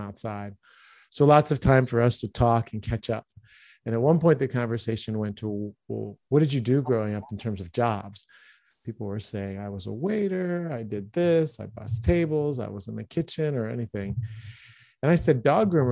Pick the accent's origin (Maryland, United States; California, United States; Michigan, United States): Maryland, United States; Baltimore; moved away as an adult; also born or lived in Philadelphia area / Liège, Belgium / Stuttgart, Germany; I grew up in Baltimore, Maryland